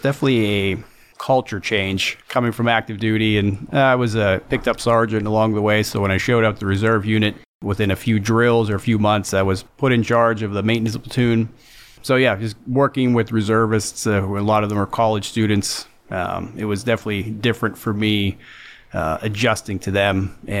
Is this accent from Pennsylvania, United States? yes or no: yes; Freeport, Pennsylvania, United States; Freeport, Pennsylvania.